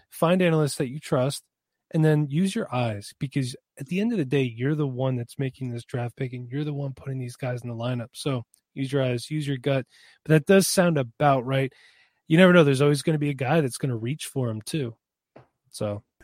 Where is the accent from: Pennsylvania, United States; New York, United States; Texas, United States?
Pennsylvania, United States; I am from Pennsylvania.